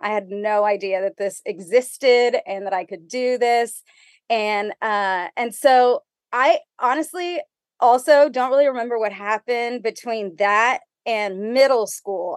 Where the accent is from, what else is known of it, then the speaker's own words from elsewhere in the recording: McAllen, Texas, United States; I was, uh, born and raised in McAllen, Texas